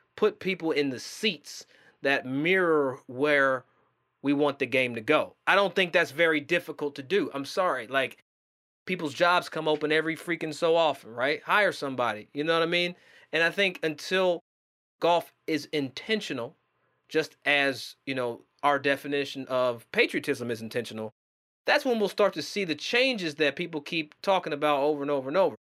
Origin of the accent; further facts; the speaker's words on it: Versailles, Kentucky, United States; as a black man from Versailles, Kentucky, not Versailles people, I'm from Versailles, Kentucky